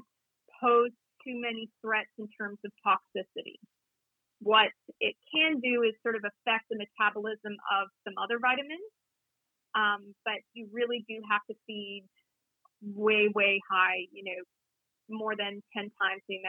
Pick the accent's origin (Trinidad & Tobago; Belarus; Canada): Canada; Toronto, Ontario; moved away; I grew up in Toronto